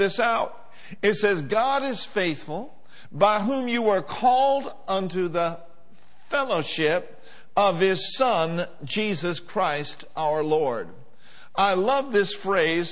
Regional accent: Minneapolis, Minnesota, United States; I grew up in Minneapolis, Minnesota

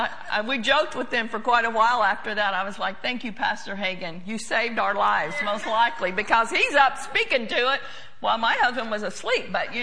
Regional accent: Oklahoma, United States; I've heard it before growing up in Oklahoma.

